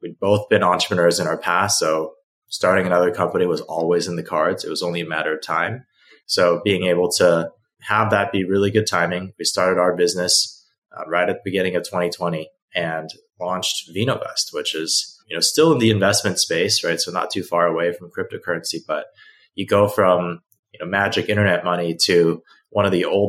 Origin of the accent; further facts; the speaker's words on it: Beijing, China; also born or lived in Hong Kong; now in United States; I didn't grow up in the United States, I grew up in Beijing and Hong Kong, right?